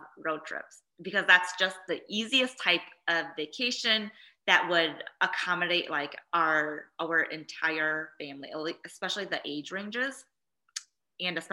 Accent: Midwest, United States; that was my first time on a plane and traveling to somewhere outside of the Midwest. And at that point, the only other place I'd gone to besides my hometown is Minnesota

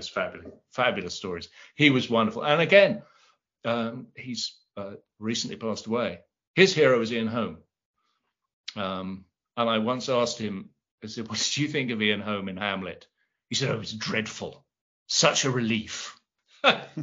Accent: London, United Kingdom; I'm from South London

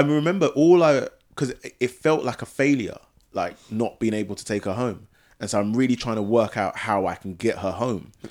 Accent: Ghana; both Nana and I are, are from Ghana

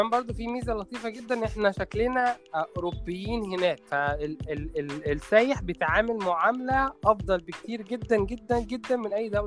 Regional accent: Egypt; عارف عندنا في مصر كده طبعا مش منتشر في القاهره قوي بس منتشر اكتر في الارياف وفي الصعيد

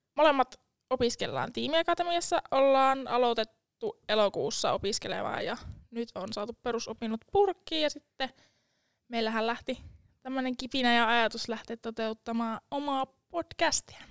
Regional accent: Lavia, Satakunta, Finland; now in Jyväskylä, Finland; alun perin mä oon Laviasta. Lavia on pieni kylä Tampereen ja Porin välillä, nykyään nykyistä Poria.

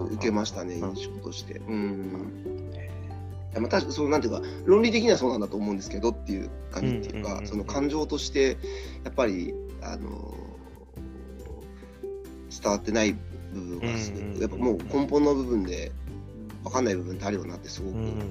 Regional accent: Saitama, Japan; 僕、埼玉ですけど

